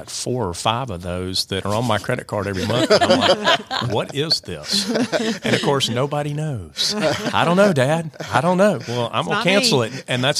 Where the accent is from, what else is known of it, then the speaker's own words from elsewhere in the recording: Atlanta, Georgia, United States; now in Rome, United States; Well, we came to Rome about 30 years ago. I grew up in Atlanta.